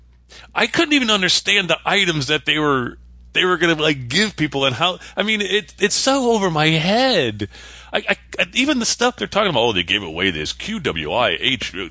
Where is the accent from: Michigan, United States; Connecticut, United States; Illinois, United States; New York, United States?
Connecticut, United States; I always drop the last letter half the time because I'm from New England